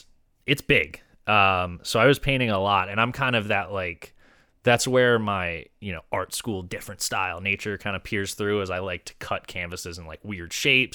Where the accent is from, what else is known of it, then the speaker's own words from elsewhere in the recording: Delaware, United States; now in Philadelphia, United States; I'm from Delaware.